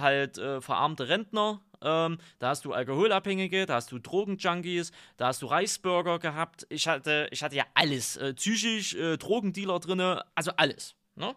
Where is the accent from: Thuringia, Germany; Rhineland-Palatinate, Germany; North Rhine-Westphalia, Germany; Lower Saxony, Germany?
Thuringia, Germany; Altenburger Land; Aber ich bin ja im Altenburger Land groß geworden.